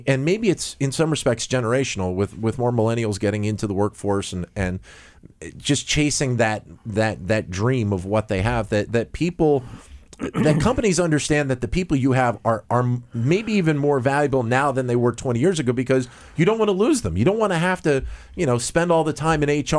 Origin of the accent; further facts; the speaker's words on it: outside of Philadelphia, Pennsylvania, United States; I grew up outside of Philadelphia